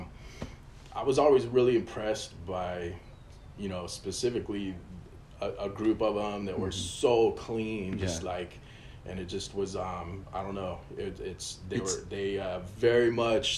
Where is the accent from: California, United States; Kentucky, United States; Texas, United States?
California, United States; Claremont; also born or lived in Pomona; I was born in Pomona. I grew up in Claremont, which is this city right above Pomona